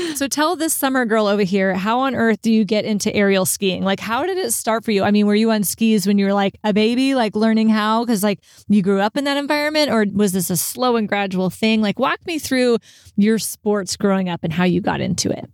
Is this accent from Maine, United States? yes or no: no; Texas, United States; I'm from Texas